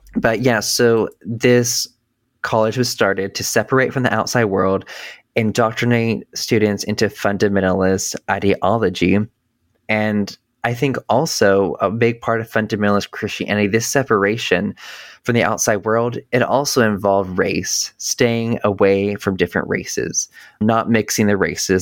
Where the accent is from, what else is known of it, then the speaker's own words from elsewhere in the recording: North Carolina, United States; I grew up in North Carolina